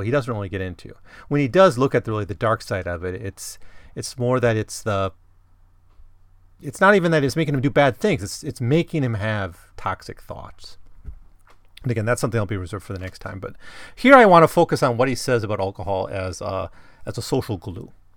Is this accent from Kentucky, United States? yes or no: no; Wisconsin, United States; growing up in Wisconsin